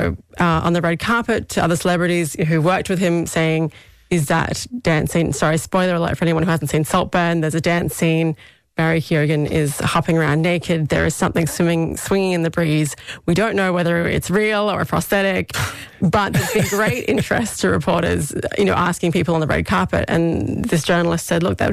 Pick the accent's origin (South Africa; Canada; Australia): Australia; now in Ireland; I grew up in Australia